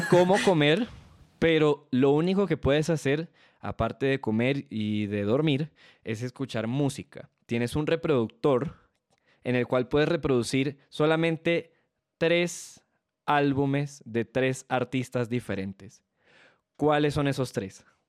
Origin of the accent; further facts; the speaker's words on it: Venezuela; moved away; yo soy, al ser venezolano